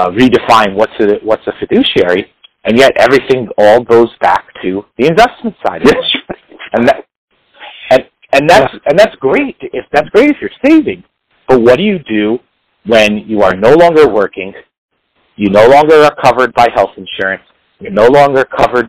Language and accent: English; New York City, New York, United States; accent: New York; you could probably tell by my accent, I'm a New York City area guy